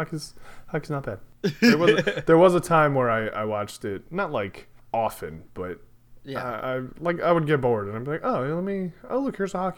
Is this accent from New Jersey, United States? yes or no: yes; Jersey Shore, New Jersey, United States; when people ask where we're from, I generally just say the Jersey Shore.